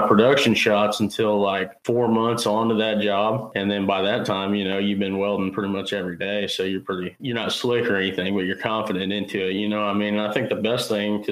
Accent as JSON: {"language": "English", "town": "Carrollton", "region": "Missouri", "country": "United States", "said": "I'm from Carrollton, Missouri"}